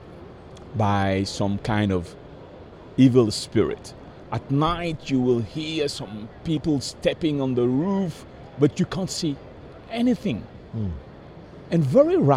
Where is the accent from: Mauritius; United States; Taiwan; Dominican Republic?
Mauritius; moved away; also born or lived in Madagascar; I was 7 years old, growing in the island of Mauritius, in the southern part of the Indian Ocean.